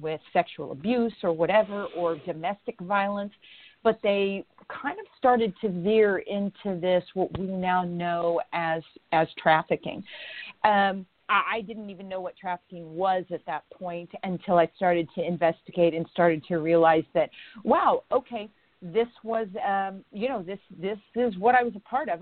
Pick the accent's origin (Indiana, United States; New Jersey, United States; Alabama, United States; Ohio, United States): Indiana, United States; moved away; I'm an Indiana girl. I was born and raised in Indiana. I do not live there now, but I was born and raised in Indiana